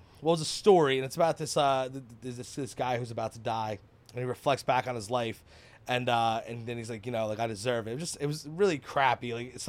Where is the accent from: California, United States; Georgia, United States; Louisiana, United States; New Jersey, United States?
New Jersey, United States; Keyport; now in Hazlet, United States; I am from Keyport.